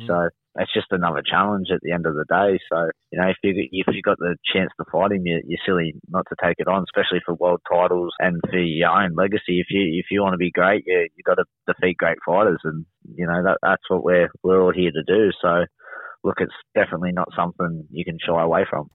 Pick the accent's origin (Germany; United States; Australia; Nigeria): Australia; Wollongong, New South Wales; down in Wollongong, down my hometown